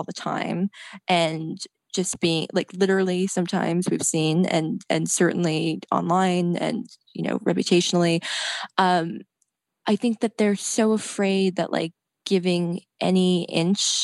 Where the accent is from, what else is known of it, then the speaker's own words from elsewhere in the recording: Red Bank, New Jersey, United States; I was writing for an alt weekly in New Jersey, where I'm from Red Bank, New Jersey